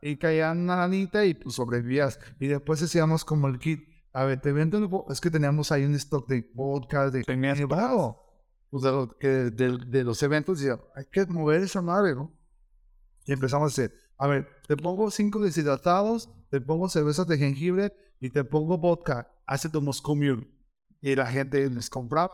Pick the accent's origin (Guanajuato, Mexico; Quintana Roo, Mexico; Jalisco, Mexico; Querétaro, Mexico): Guanajuato, Mexico; León; yo soy del León